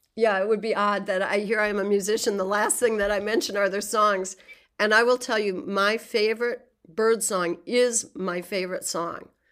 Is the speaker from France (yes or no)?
no; Southwest Minnesota, United States; I was born in Southwest Minnesota, prairie country, in nineteen sixty in a very small rural town